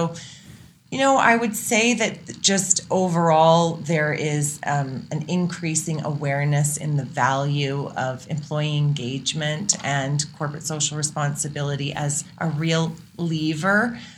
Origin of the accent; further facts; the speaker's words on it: Sydney, New South Wales, Australia; also born or lived in Calgary / Netherlands; now in Canada; Well, I was born in Calgary, and I always say, like, I left a number of times and then have come back again. So nice. I grew up as a kid in Sydney, Australia. As an oil and gas brat.